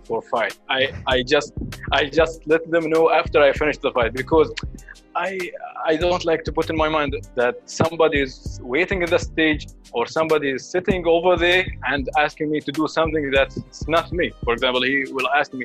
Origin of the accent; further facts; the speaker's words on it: Sharjah, United Arab Emirates; I grew up in lovely area, Sharjah, called Halwan